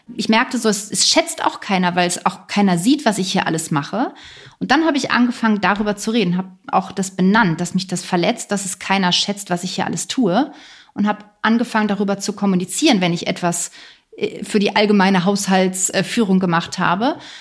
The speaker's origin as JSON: {"language": "German", "region": "Lower Saxony", "country": "Germany", "tie": "born or raised there", "also_born_or_lived": "near Hamburg", "moved": "as an adult", "lives_now": "near Berlin, Germany", "said": "Ich bin in, aufgewachsen in Niedersachsen"}